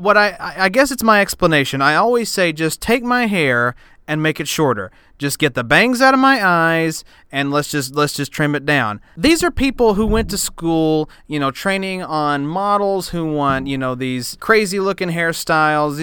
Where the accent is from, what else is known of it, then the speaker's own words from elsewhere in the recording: Huntsville, Tennessee, United States; also born or lived in Knoxville, Tennessee; In my hometown of Huntsville, Tennessee, in Scott County, Tennessee